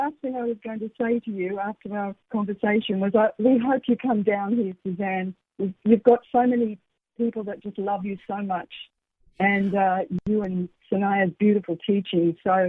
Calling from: Queensland, Australia; Queensland, Australia. Nice and early here.

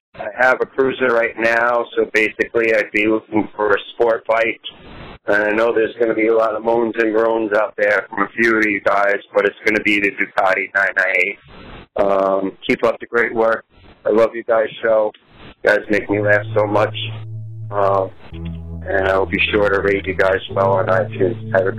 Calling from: Coram, New York, United States; I'm calling from Coram, New York. That's on the east end of Long Island.

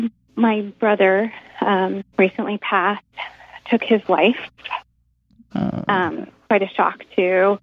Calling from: Carlsbad, California, United States; I'm calling from Carlsbad, California, by the way.

